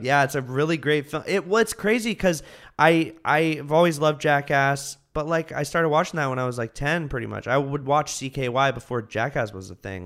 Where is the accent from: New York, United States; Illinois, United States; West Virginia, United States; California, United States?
California, United States; Martinez; now in Los Angeles, United States; I'm from the Bay